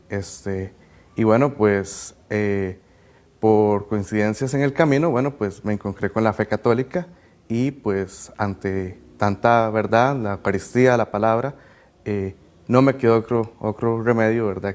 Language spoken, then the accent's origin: Spanish; Cartago, Costa Rica; soy de Cartago, tengo 22 años